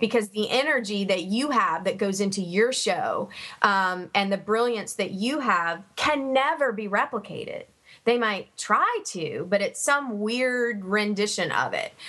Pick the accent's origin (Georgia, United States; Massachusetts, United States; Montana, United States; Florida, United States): Georgia, United States; Savannah; when I was growing up in Savannah